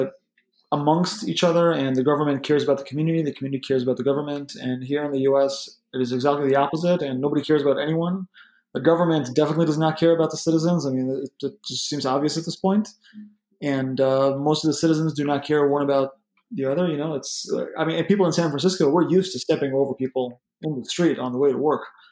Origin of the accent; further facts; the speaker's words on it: Israel; moved away; I'm really connected to the mood in Israel, which is, I guess, where I still consider home.